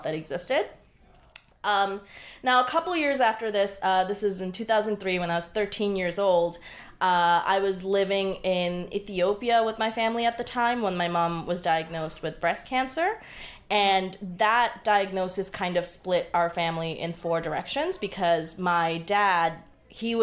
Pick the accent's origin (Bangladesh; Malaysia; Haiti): Bangladesh; moved away; I was born on October 30th, 1989 in Bangladesh